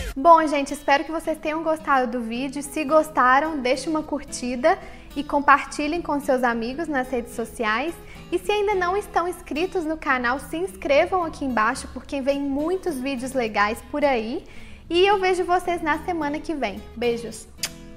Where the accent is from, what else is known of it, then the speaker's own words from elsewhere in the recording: Brazil; no Brasil a gente fala muito perto